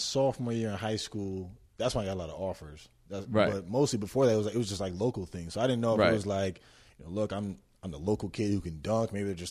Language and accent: English; Ames, Iowa, United States; moved away; also born or lived in North Carolina; I'm from Iowa. You know, great place, Ames.